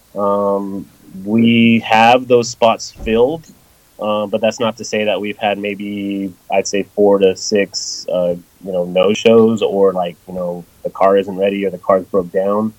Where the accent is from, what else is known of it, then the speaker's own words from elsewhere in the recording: Los Angeles, California, United States; now in Knoxville, United States; I'm originally from Los Angeles. I was born and raised in L.A. and I moved out here